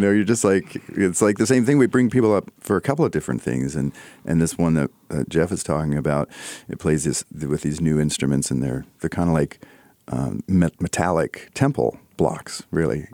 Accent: Canada; I'm Canadian

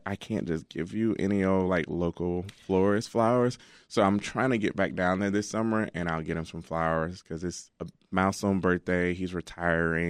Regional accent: Alabama, United States; now in Chicago, United States; I'm from Alabama, and, um, my dad and mom still

